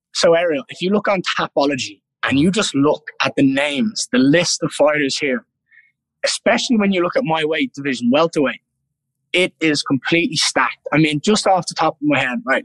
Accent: Ireland; being Irish

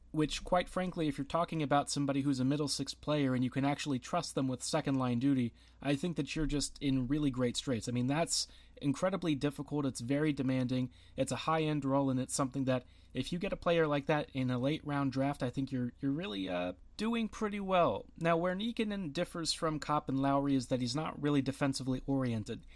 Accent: United States; I am American

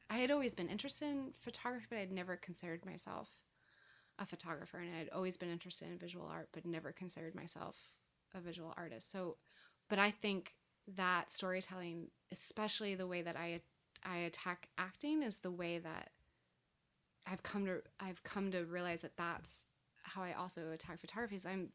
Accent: California, United States; I hadn't seen an autumn in a long time because I came from California.

